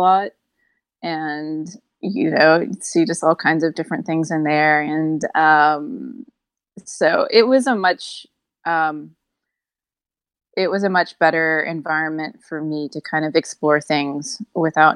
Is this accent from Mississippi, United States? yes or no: no; Lafayette, Louisiana, United States; I grew up in Lafayette, Louisiana